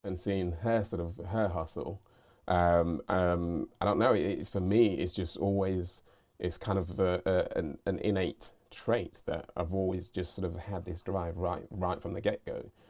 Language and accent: English; United Kingdom; regard myself as British